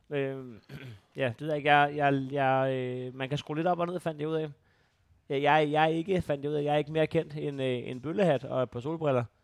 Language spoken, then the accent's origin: Danish; Skanderborg, Central Denmark Region, Denmark; nu, jeg, jeg er jo fra Skanderborg